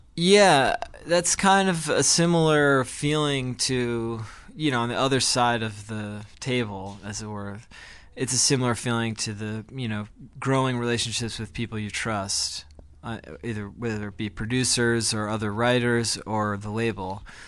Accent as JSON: {"language": "English", "town": "Glen Ridge", "region": "New Jersey", "country": "United States", "tie": "born or raised there", "moved": "yes", "lives_now": "New York, United States", "said": "Ezra and I grew up together in New Jersey"}